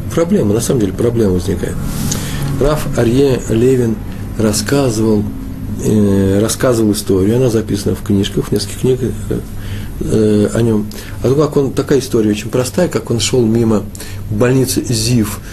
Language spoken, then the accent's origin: Russian; Russia; по моему выговору, э, быстро, быстро определил, что, может, я сам сказал, что я из России